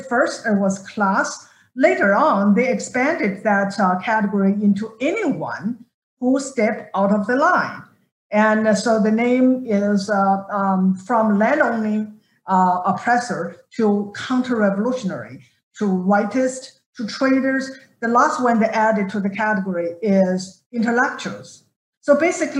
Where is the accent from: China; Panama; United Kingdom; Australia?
China; moved away as an adult; now in United States; growing up in China